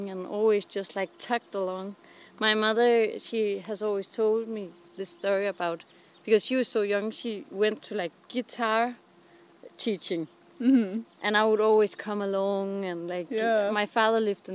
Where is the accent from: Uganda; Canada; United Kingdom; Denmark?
Denmark; I grew up in Jutland.